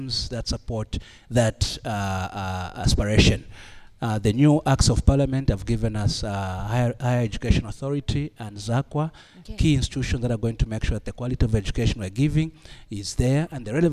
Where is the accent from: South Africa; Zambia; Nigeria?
Zambia; Mufulira, Copperbelt Province; moved away as an adult; also born or lived in Kitwe, Zambia; My background, I grew up in Muflira. I went to schools in Muflira, then boarding school in Kitwa at Mpelembe